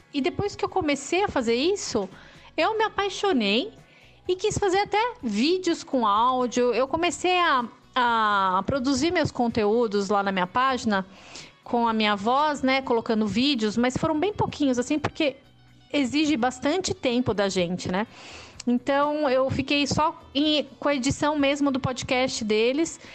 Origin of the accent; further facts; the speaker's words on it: São Paulo, Brazil; moved away as an adult; desde 2017 que eu tô aqui em São Paulo de novo, que é minha cidade natal